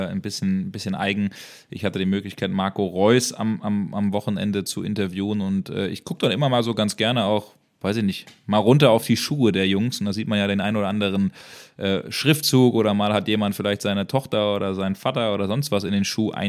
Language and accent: German; Bremen, Germany; ja gut, Werder Bremen ist meine Jugendliebe. Ich bin Bremer